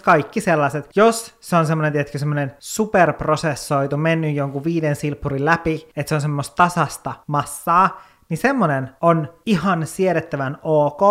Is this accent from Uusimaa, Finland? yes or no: no; Kemijärvi, Lapland, Finland; mun lapsuuteen, niin Kemijärvellä meillä oli silleen semmoinen kasvimaa